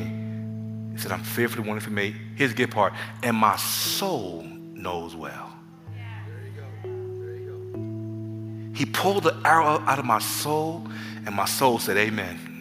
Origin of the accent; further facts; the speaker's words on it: New York City, New York, United States; I'm from the Bronx